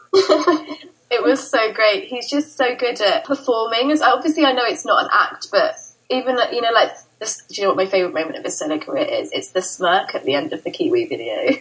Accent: Brighton, South East England, United Kingdom; I'm from Brighton in the UK

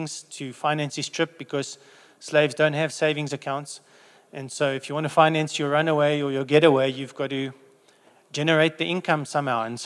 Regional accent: England, United Kingdom; So being English

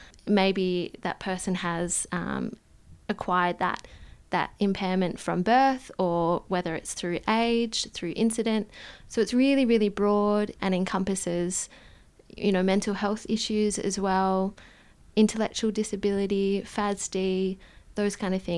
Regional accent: Perth, Western Australia, Australia; Yeah, so I grew up in Perth and, yes, spent my childhood there, moved around a little bit with my family as an expat living in different countries, but came back to Perth.

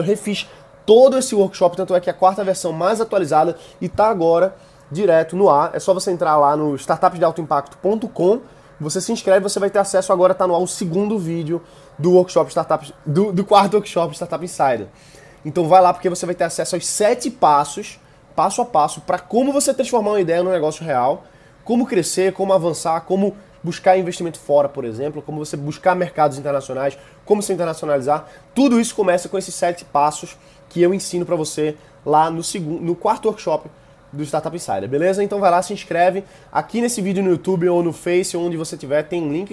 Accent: Brazil; sou do Brasil

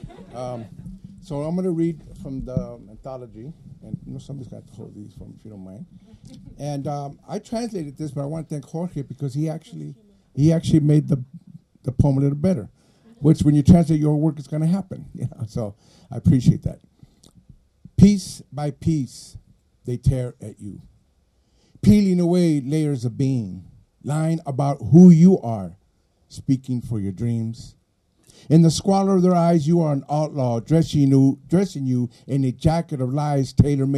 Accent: Los Angeles, California, United States; first language Spanish; English is a second language; also born or lived in Mexico; as a Chicano in Los Angeles, when I came from Mexico 2 years old and went to school there

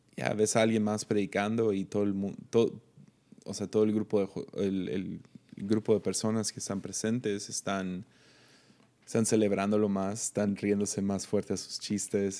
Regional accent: Tepic, Nayarit, Mexico; soy de Tepic

